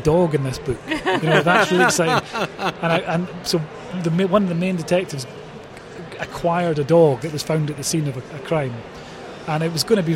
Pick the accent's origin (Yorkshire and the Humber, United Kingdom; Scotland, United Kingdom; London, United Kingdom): Scotland, United Kingdom; being Scottish